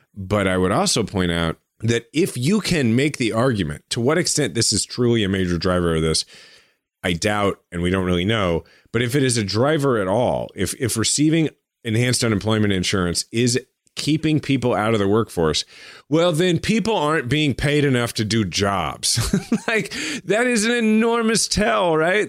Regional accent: United States; I'm an American

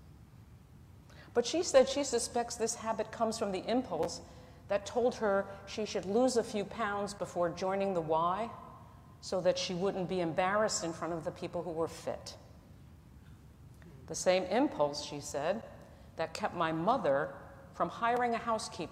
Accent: New Jersey, United States; I'm from New Jersey

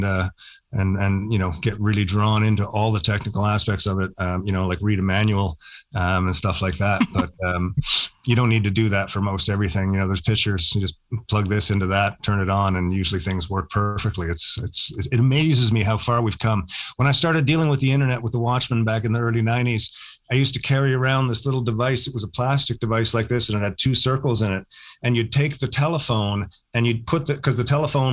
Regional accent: St. John's, Newfoundland and Labrador, Canada; I grew up in St. John's

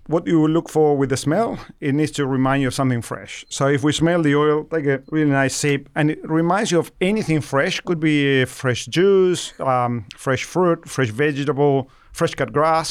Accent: Argentina; moved away as an adult; now in Australia; I'm originally from Argentina, where I started working as a researcher with olives, you know, over, you know, twenty-five years ago, uh, and moved to Australia

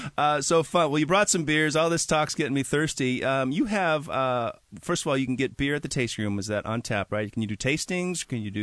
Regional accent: Milwaukee, Wisconsin, United States; moved away; So I'm from Milwaukee, Wisconsin, and my great-grandmother was from Alsace-Lorraine, so very German.

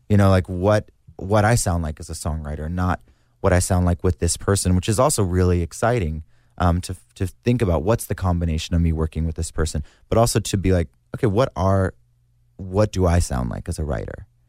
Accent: South Mississippi, United States; being born and raised in South Mississippi with my family and my friends

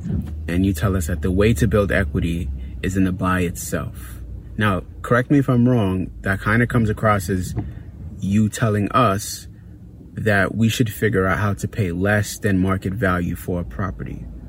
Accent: Brooklyn, New York, United States; from Brooklyn and looking forward to hearing from you.

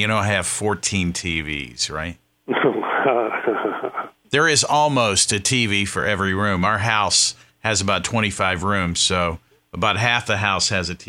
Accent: the South, United States; moved away; also born or lived in the North (US); I'm from the South. I need to get back in touch with my Southern roots.

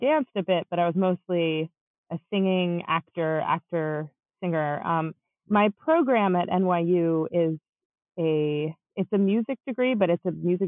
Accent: Chicago, Illinois, United States; also born or lived in Long Island, New York; I grew up in Long Island and also in the Chicago area. I moved when I was about 9.

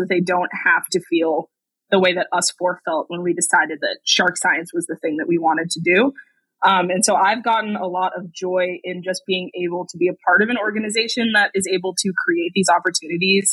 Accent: San Francisco Bay Area, California, United States; I grew up in the San Francisco Bay Area, right next to the Pacific Ocean.

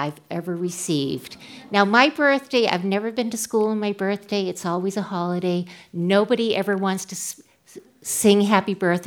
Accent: Worcester, Massachusetts, United States; I'm from Worcester

